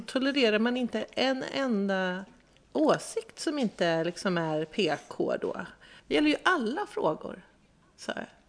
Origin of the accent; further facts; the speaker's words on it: Östergötland, Sweden; accent: östgötska; Jag är uppväxt i Östergötland